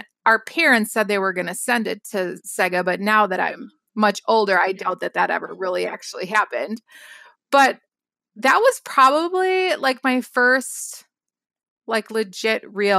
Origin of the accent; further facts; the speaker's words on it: Wisconsin, United States; Yes. Yes.